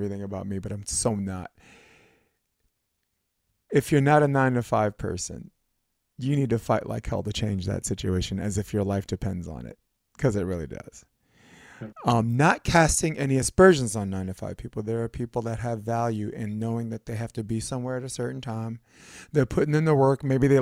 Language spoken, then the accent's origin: English; New York City, New York, United States; now in Hermosa Beach, United States; I'm born in Brooklyn. Flatbush Avenue, which is nicer now, but that's definitely not my mommy's and daddy's Flatbush right now